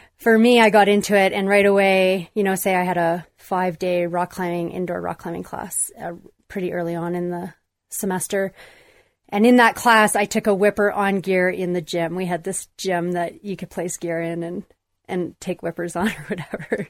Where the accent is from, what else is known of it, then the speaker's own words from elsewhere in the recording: Calgary, Alberta, Canada; mostly growing up, it was, I was based in Calgary